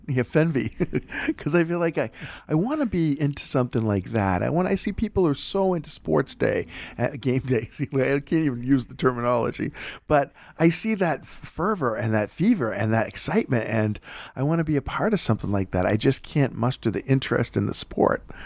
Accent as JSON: {"language": "English", "town": "Boston", "region": "Massachusetts", "country": "United States", "said": "I'm from Boston"}